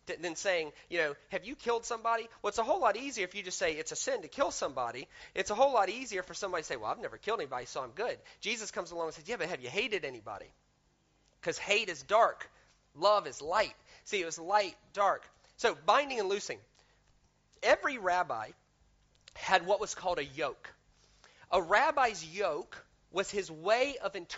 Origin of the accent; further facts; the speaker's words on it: the South, United States; I grew up in the South in America